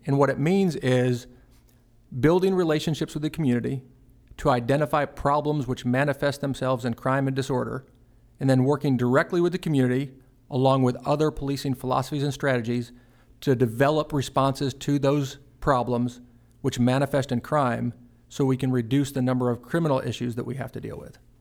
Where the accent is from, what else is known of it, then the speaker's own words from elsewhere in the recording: Fort Worth, Texas, United States; moved away as an adult; also born or lived in Austin, Texas; now in Chattanooga, United States; I grew up in Fort Worth, Texas